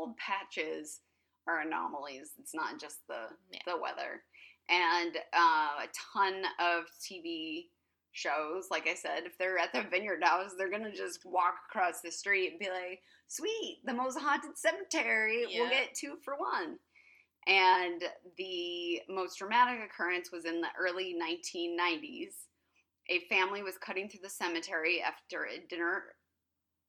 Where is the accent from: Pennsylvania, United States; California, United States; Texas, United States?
California, United States; Placerville; moved away; my hometown of Placerville, California